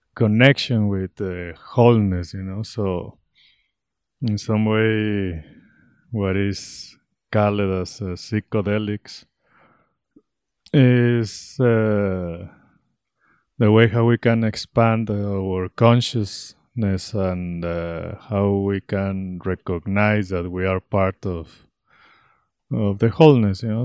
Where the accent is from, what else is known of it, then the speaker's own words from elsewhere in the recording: Guadalajara, Jalisco, Mexico; moved away as an adult; now in Ecuador; I am originally from Mexico, Guadalajara, Mexico.